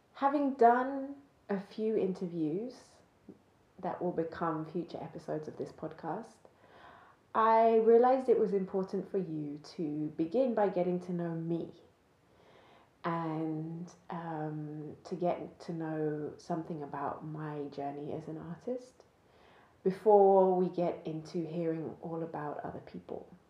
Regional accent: just outside Cambridge, East of England, United Kingdom; I grew up just outside Cambridge

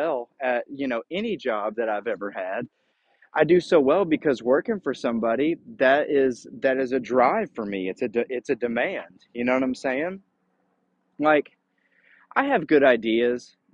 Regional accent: United States; I was born in the United States

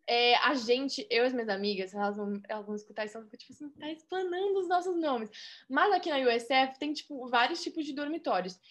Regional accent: Rio Grande do Sul, Brazil; moved away as an adult; also born or lived in Florida, United States; now in Tampa, United States; sou gaúcha e estudo na University of South Florida

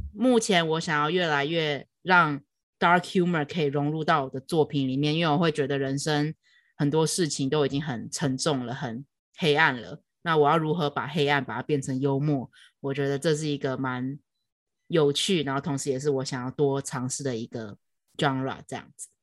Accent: Taiwan; moved away as an adult; now in New York, United States; 在台湾，我会感觉有时候自信会连接到骄傲

